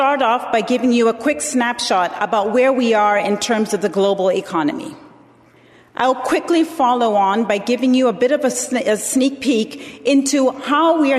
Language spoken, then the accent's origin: English; Zambia; moved away; I was born in Zambia, and I was raised as a Presbyterian